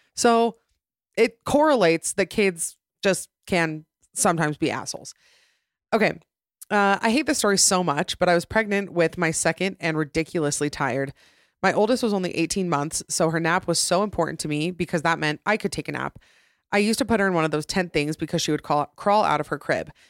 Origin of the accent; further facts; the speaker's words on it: Utah, United States; right here in my home state of Utah